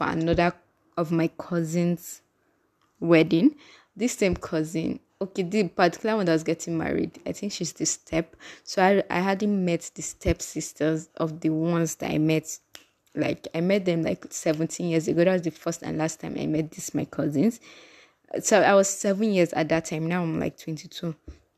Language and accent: English; Kogi, Nigeria; Like, in case you don't know, I'm from Kogi State, and prior to this, my last trip, I hadn't gone there in like 10 years